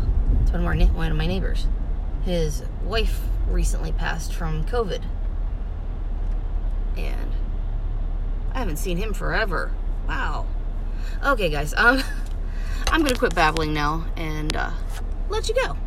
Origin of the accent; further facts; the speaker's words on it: Canonsburg, United States; my hometown right here, my little slice of heaven called Cannonsburg